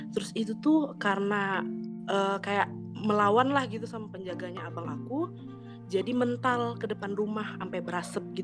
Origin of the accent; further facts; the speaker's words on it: West Kalimantan, Indonesia; Aku Fakultas FKH IPB angkatan 54, asal daerahku Kalimantan Barat.